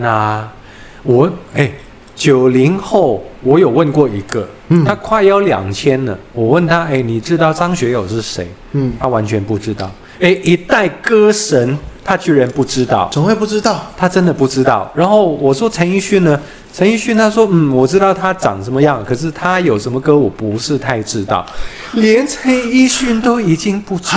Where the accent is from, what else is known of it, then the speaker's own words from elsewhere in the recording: Hong Kong; now in Taiwan; 我是来自香港的港仔